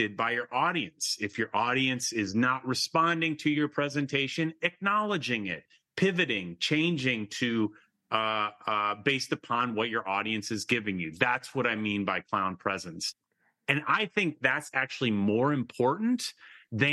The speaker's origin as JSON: {"language": "English", "region": "Michigan", "country": "United States", "moved": "yes", "said": "I am from Michigan. That's a state in kind of the Midwest of the United States. And I was back there just this weekend with my elderly father."}